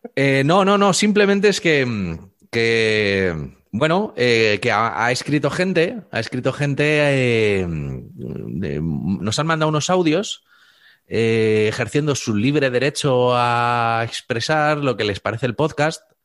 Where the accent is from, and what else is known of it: Spain